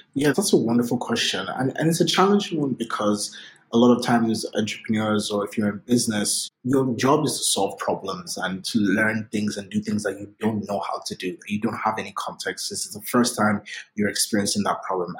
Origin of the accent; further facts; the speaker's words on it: Lagos, Nigeria; moved away; I grew up in Lagos, Nigeria. I was born and raised in Nigeria